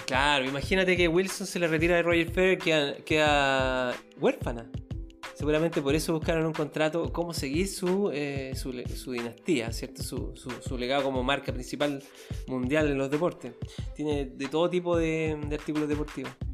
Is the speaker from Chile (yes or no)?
yes; Chile; yo soy chileno